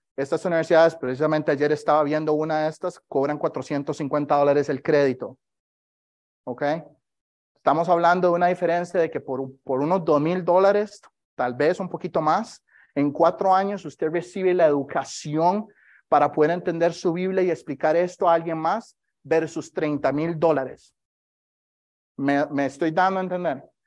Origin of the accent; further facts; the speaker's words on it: Costa Rica; moved away; soy de Costa Rica